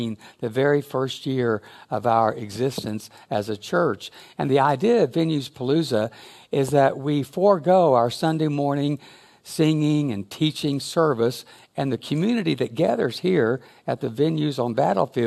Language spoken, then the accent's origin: English; Springfield, Missouri, United States; moved away; also born or lived in Arkansas; I was born in Springfield in 1956. At Burge Hospital before it became Cox